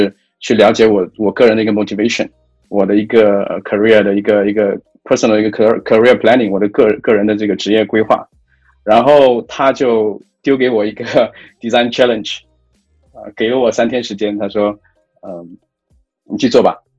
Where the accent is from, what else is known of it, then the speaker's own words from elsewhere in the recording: China; moved away as an adult; now in Singapore; 因为我本身不是新加坡人，我也我也在东南亚，我并不是土生土长东南亚人嘛，我是从呃中国大陆啊几年前来到新加坡